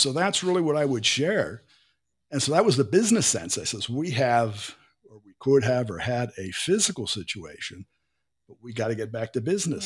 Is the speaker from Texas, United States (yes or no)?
no; Pittsburgh, Pennsylvania, United States; moved away as an adult; now in Brazil; I was born in Pittsburgh, and Pittsburgh didn't have a beach